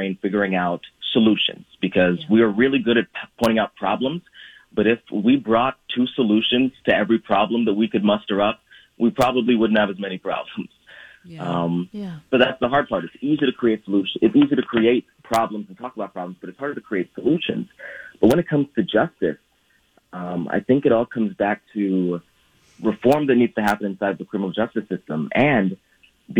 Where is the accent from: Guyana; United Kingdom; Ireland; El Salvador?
Guyana; also born or lived in Brazil; now in United States; my mother, my siblings, and I stayed in Guyana when my dad came to the U.S.